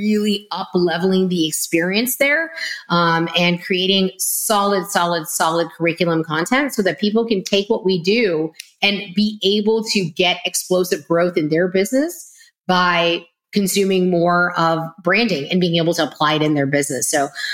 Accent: Texas, United States; I'm already a Texan

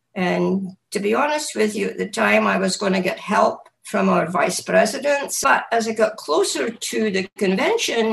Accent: Scotland, United Kingdom; moved away as an adult; now in United States; I was born in Scotland and grew up there

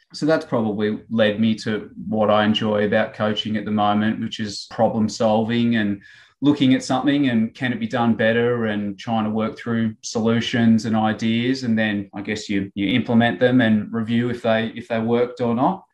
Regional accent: Ballarat, Victoria, Australia; I grew up sort of in Ballarat and played my um, country junior footy with, with Lake Wendouree

